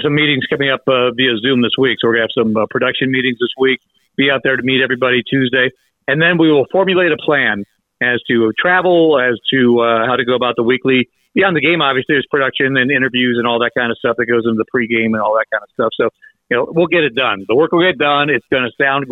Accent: Ohio, United States; now in Greenville, United States; Growing up in Ohio, was a Buckeyes fan

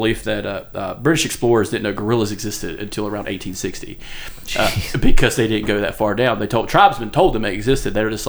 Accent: East Coast, United States; we associate with the Atlantic because we're from the East Coast

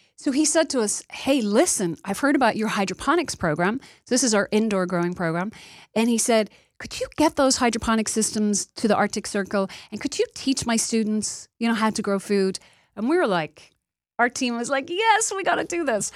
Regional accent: Dublin, Leinster, Ireland; moved away as an adult; also born or lived in New York / Los Angeles; now in United States; I come from Dublin, Ireland. I immigrated here thirty years ago.

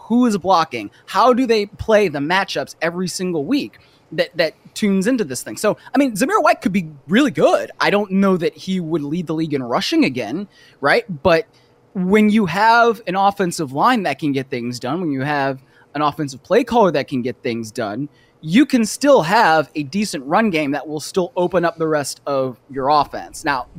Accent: Cleveland, Ohio, United States; So like the Guardians, which is my team because I am from Cleveland, were trying to like get a big bat.

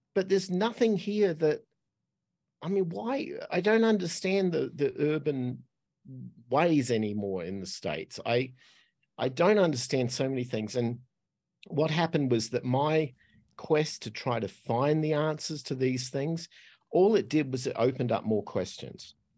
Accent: Australia; accent: Australian; moved away as an adult; I'm Australian, so that's what the accent is. Uh, but I left there when I was twenty-five

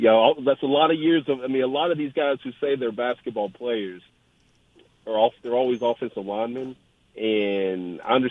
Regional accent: Cleveland, Tennessee, United States; also born or lived in Knoxville / Chattanooga; my hometown of Cleveland, which is about 20, 30 minutes away from Chat

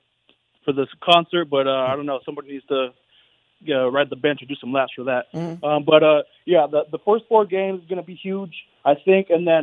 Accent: Las Vegas, Nevada, United States; Born and raised in Vegas.

